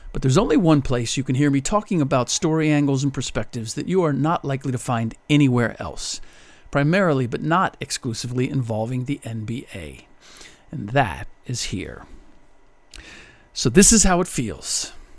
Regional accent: Cincinnati, Ohio, United States; now in Bay Area, United States; the Bengals this season, my hometown team

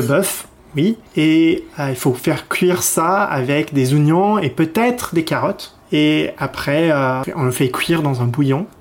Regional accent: Edinburgh, Scotland, United Kingdom; French is a second language; moved away as an adult; also born or lived in Glasgow; now in France; je suis euh, d'Édimbourg, la, capitale.

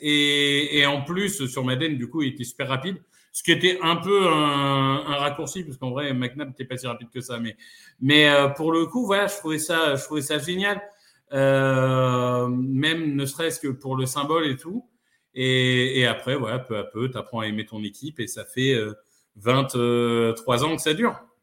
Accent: Amiens, Hauts-de-France, France; j'ai grandi euh, à Amiens

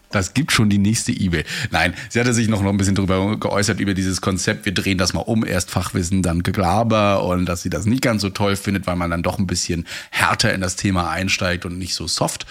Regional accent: Mecklenburg-Vorpommern, Germany; bei uns in MV

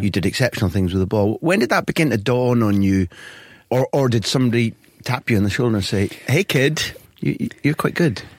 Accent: Scotland, United Kingdom; accent: Scottish

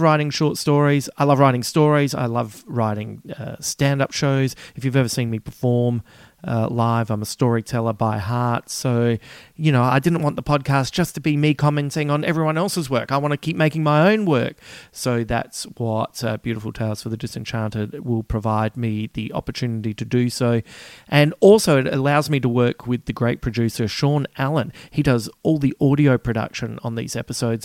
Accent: Australia; accent: Aussie; my Aussie accent

